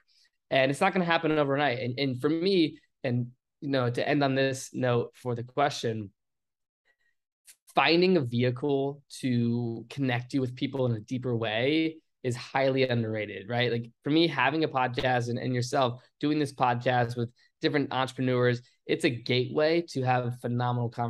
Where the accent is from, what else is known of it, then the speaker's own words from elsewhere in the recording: Richmond, Virginia, United States; meeting people that were in my hometown area.